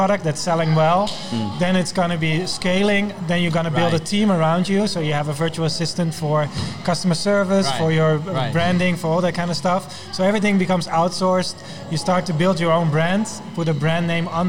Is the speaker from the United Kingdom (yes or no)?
no; Netherlands; moved away; I'm from the Netherlands